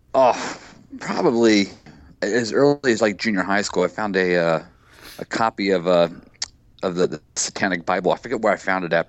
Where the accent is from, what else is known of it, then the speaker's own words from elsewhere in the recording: right outside Dayton, Ohio, United States; moved away as an adult; also born or lived in Miami Beach, Florida / New York City / upstate New York; I grew up uh, right outside Dayton, Ohio